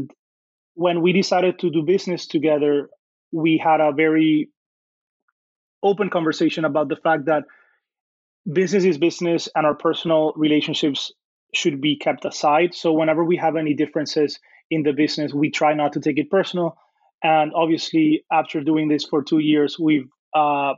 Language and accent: English; Dominican Republic; moved away as an adult; now in United States; I grew up in the Dominican Republic, which is a small country in the Caribbean